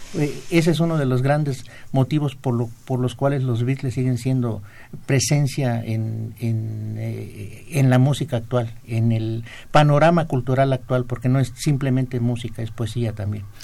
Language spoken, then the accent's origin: Spanish; Juchitán, Oaxaca, Mexico; moved away; la tierra de mis paisanos